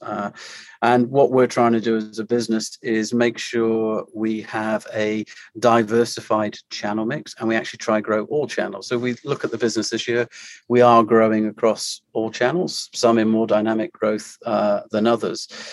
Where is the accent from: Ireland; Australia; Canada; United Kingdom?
United Kingdom; moved away as an adult; also born or lived in Maine / Europe; now in Orlando, United States; I am a, Brit residing uh, in the US and been here uh, over six years now